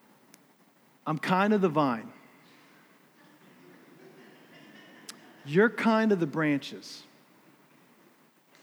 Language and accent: English; United States; I'm an American.